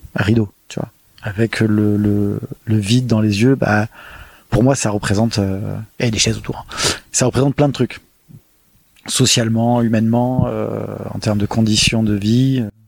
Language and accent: French; Marseille, Provence-Alpes-Côte d'Azur, France; also born or lived in Paris / Nantes / Berlin; je suis né euh, à Marseille euh, et j'ai grandi à Marseille jusqu'à mes 18 ans